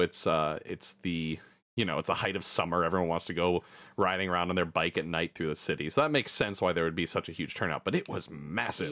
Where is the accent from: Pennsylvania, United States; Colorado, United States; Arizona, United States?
Colorado, United States; Denver; also born or lived in Berkeley, California / Florida; now in San Francisco Bay Area, United States; growing up in Denver